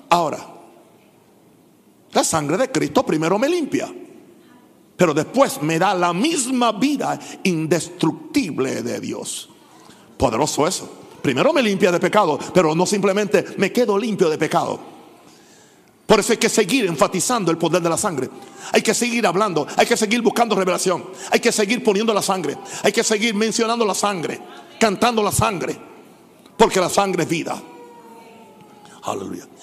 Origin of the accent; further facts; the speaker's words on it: Panama; O yo simplemente soy, soy panameño. Si yo fuera gringo, fuera millonario igual que papá.